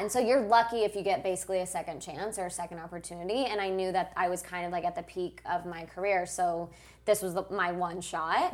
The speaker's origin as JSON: {"language": "English", "region": "Moscow", "country": "Russia", "tie": "born or raised there", "moved": "yes", "said": "I was born in Moscow"}